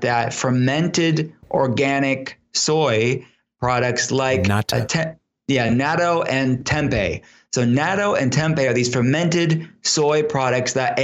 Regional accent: Pittsburgh, Pennsylvania, United States; I'll be in Pittsburgh, here in my hometown

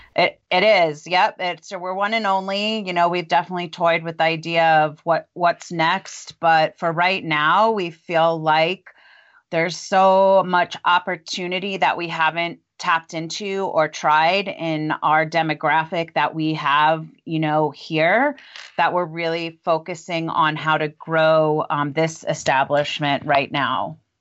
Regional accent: Long Island, New York, United States; moved away as an adult; also born or lived in Memphis, Tennessee; now in Longmont, United States; I grew up in Long Island, New York, and went to pharmacy school there

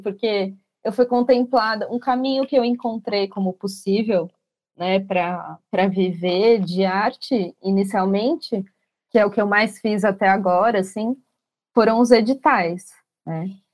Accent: São Paulo, Brazil; eu sou daqui de São Paulo

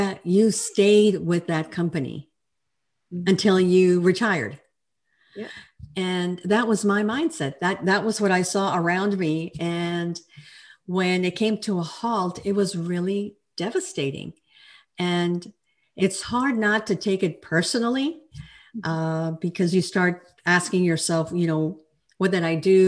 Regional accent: El Paso, Texas, United States; now in Fort Worth, United States; I'm a Texan. I'm a true Texan. I was born in El Paso, and I now live in Fort Worth

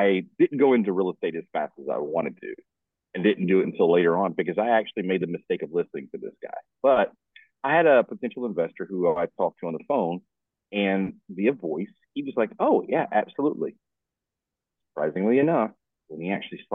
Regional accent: Texas, United States; now in Florida, United States; I'm from Texas, but I live in Florida.

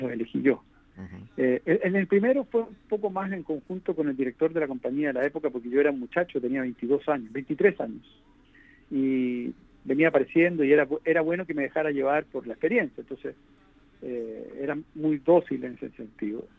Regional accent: Chile; en mi país

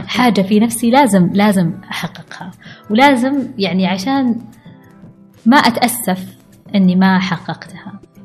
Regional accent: Al-Ahsa, Eastern Province, Saudi Arabia; انا بنت الاحساء

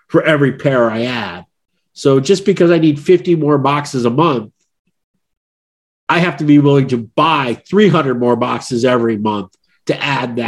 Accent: United States; as an American

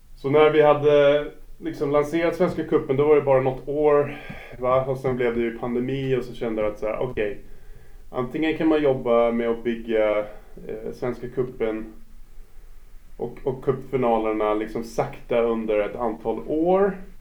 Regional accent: New York, United States; Swedish is a second language; moved away as an adult; now in Stockholm, Sweden; Jag är född och uppvuxen i USA, i New York

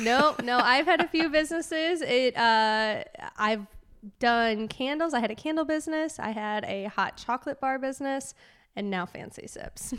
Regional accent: Chicago suburbs, Illinois, United States; moved away as an adult; also born or lived in University of Wisconsin; now in Nashville, United States; I grew up in the Chicago suburbs in, uh, about forty-five minutes west of Chicago

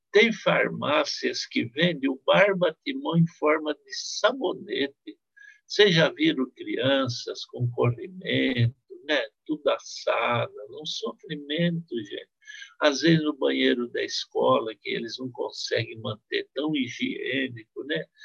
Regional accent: Marília, São Paulo, Brazil; No interior onde eu nasci, em Marília

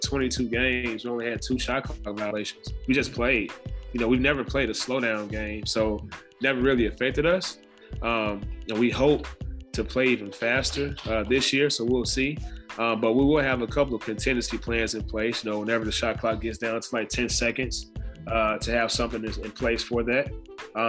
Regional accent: Memphis, Tennessee, United States; moved away; I'm from Memphis

